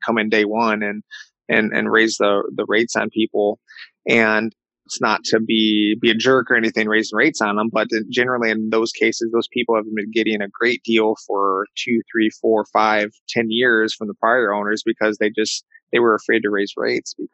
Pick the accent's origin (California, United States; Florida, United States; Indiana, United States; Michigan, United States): Michigan, United States; been able to find opportunity here in my my home state